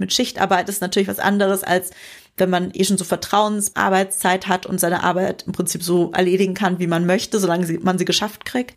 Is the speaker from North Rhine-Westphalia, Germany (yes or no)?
no; Bavaria, Germany; ich komm vom Dorf und da war man dann halt früher so im Sportverein engagiert oder keine Ahnung, ich komme aus Bayern im Schützenverein